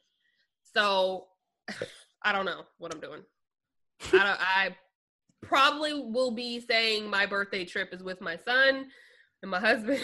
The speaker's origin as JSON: {"language": "English", "town": "Phoenix", "region": "Arizona", "country": "United States", "tie": "born or raised there", "also_born_or_lived": "Kansas City, Missouri", "moved": "yes", "lives_now": "Nashville, United States", "said": "I was born in Kansas City, Missouri, raised in Phoenix"}